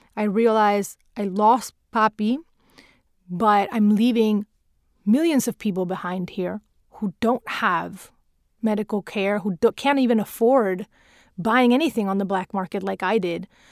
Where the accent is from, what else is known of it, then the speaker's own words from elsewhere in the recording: Venezuela; English is a second language; moved away as an adult; now in United States; the little girl growing up in South America